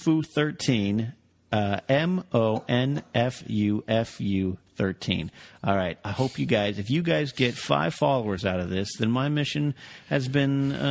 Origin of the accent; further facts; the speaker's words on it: Arroyo Grande, California, United States; broadcasting live to tape from my hometown of Arroyo Grande.